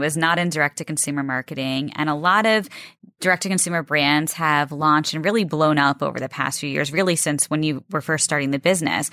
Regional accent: Rockville, Maryland, United States; I'm from, uh, Rockville

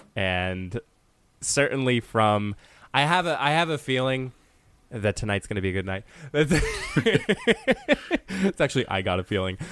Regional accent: Honesdale, Pennsylvania, United States; moved away; my hometown of Honesdale

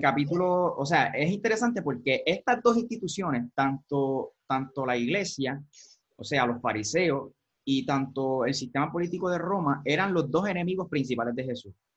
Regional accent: Puerto Rico; los que somos puertorriqueños

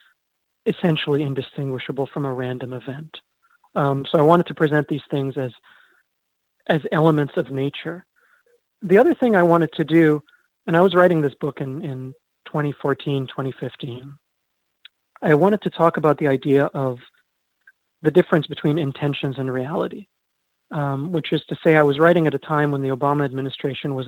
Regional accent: Egypt; moved away as an adult; now in United States; I was born in Egypt

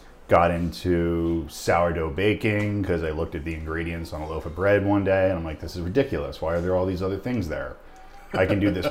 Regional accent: Somerdale, New Jersey, United States; I grew up in Camden County in a tiny little town called Somerdale

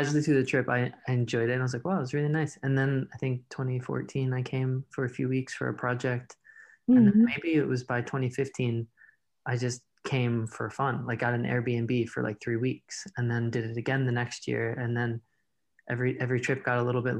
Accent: Baltimore, Maryland, United States; also born or lived in Reykjavik, Iceland; now in Los Angeles, United States; I was born in Baltimore

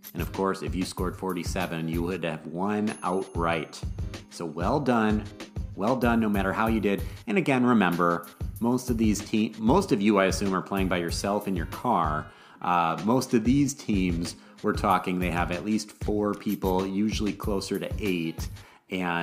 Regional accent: Madison, Wisconsin, United States; as a kid growing up in Madison, Wisconsin

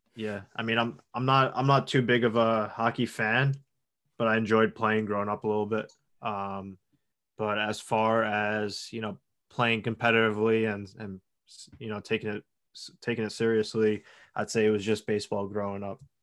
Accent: Long Island, New York, United States; I'm from Long Island, New York. uh, about twenty miles outside of New York City

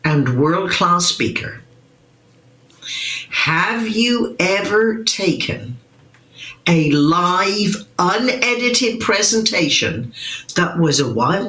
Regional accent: Wimborne, South West England, United Kingdom; moved away; a little girl growing up in Wimborne, Dorset

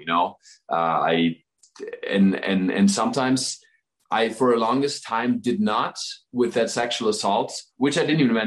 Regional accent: Southern Germany, Germany; moved away; my hometown is like a town of 1,000 people in the south of Germany

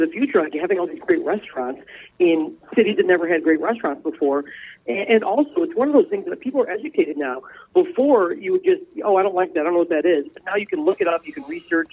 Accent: Midwest, United States; growing up in the Midwest

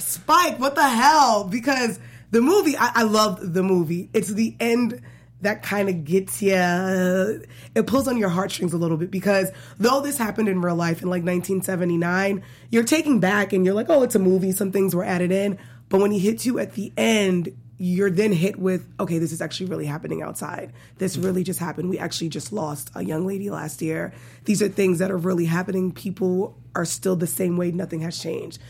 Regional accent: New York City, New York, United States; I'm from Brooklyn, Bedford-Stuyvesant.

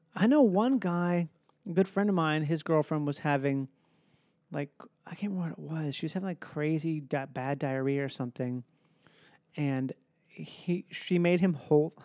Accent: Minnesota, United States; moved away; I grew up in Minnesota

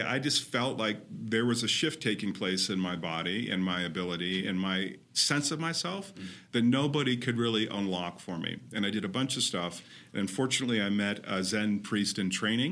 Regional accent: Claremont, California, United States; I grew up in Los Angeles, or an hour out of Los Angeles to be exact, in a little town called Claremont, which is awesome.

